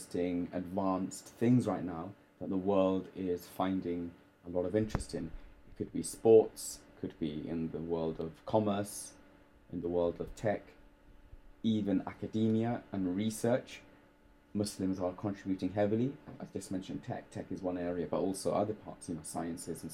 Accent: London, United Kingdom; growing up in London

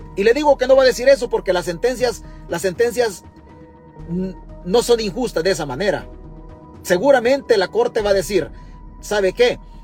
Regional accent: El Salvador; now in United States; nosotros como salvadoreños radicados en Estados Unidos

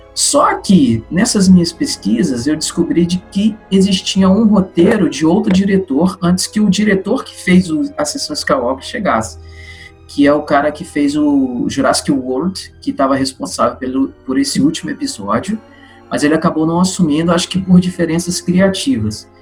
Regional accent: Brazil; sou de Pontes Itabapuana e engenheiro mecânico

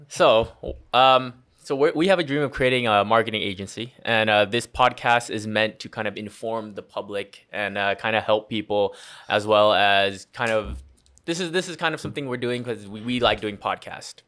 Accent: Las Vegas, Nevada, United States; I was born and raised here in Vegas

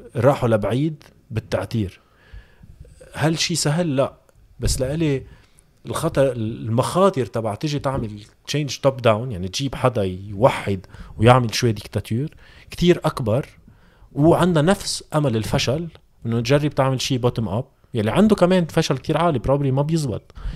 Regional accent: Lebanon; نحن كلبنانيه

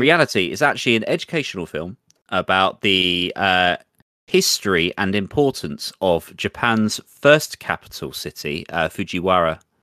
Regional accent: England, United Kingdom; accent: English; my butchered English accent

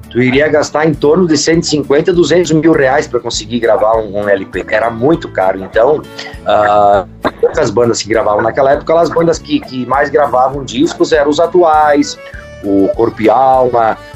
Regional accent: Carlos Barbosa, Rio Grande do Sul, Brazil; Carlos Barbosa

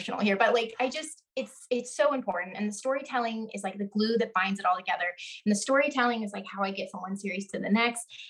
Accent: the Ozarks in Texas, United States; I'm from the Ozarks in Texas

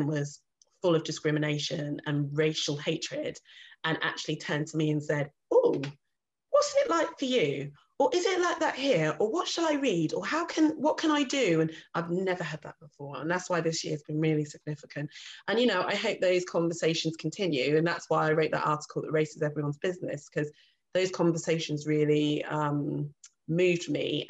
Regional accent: Reading, South East England, United Kingdom; Where are you really from? Reading, Berkshire.

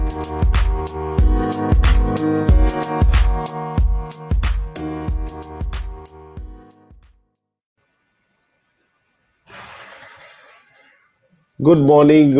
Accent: India; now in Australia; I'm originally from India, migrated to Australia way

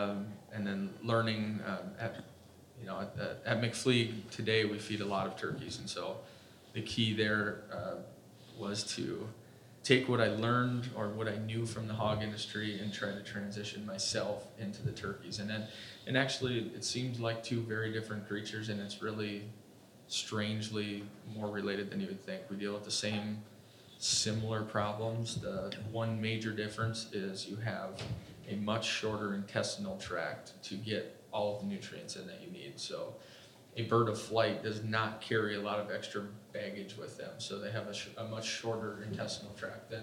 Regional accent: Minnesota, United States; also born or lived in Iowa / South Dakota; born in Iowa, raised mostly in Minnesota

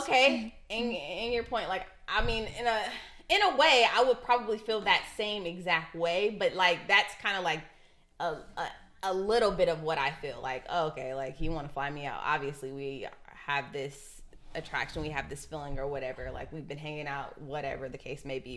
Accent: Ohio, United States; I'm from Ohio

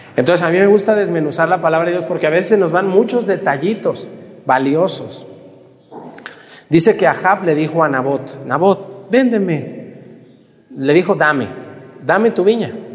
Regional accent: Mexticacán, Jalisco, Mexico; yo también crecí en un, en un, ranchito, en un pueblito, mi pueblo Mestigacana

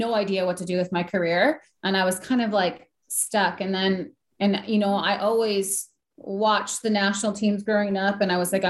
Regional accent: Green Bay, Wisconsin, United States; I came from Green Bay, Wisconsin

